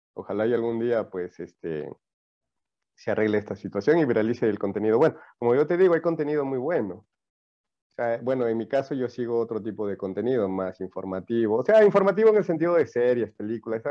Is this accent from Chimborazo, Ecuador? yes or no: no; El Carmen, Manabí, Ecuador; also born or lived in Chone; now in Loja, Ecuador; yo soy de Manaví, yo soy manavita. yo, nací en, eh, yo nací en el Carmen.